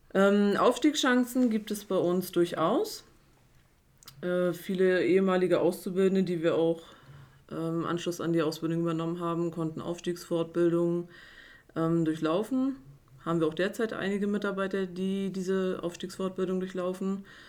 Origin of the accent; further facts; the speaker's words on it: Güstrow, Mecklenburg-Vorpommern, Germany; ich bin 33 Jahre, komme aus Güstrow